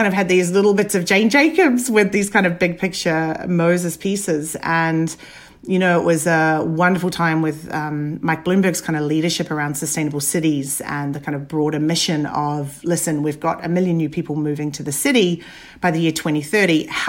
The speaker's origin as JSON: {"language": "English", "country": "Papua New Guinea", "tie": "born or raised there", "also_born_or_lived": "Dunedin, New Zealand", "said": "born and brought up in Papua New Guinea and then Dunedin in New Zealand. I finished school and ended up kind of wavering between engineering and architecture."}